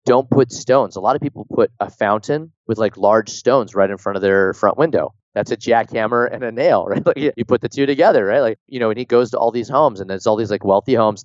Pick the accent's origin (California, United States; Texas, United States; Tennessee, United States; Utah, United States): California, United States; Pleasanton; my hometown in Pleasanton